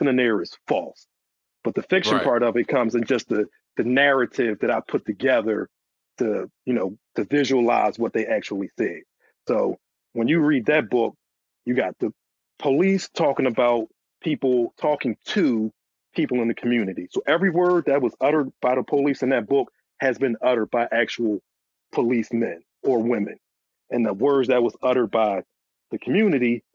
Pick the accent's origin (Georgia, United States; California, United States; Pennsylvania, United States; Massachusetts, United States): Pennsylvania, United States; Philadelphia; I'm from Philly